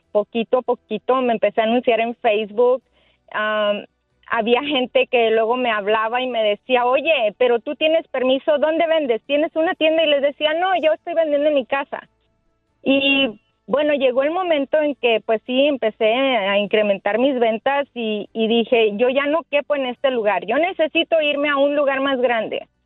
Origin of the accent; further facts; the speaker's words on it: Guerrero, Mexico; now in United States; aquí venimos de Guerrero